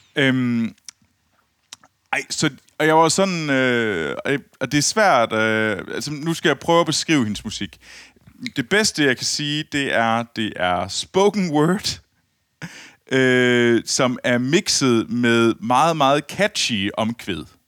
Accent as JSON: {"language": "Danish", "town": "Herning", "region": "Central Denmark Region", "country": "Denmark", "said": "jeg kommer jo fra Herning"}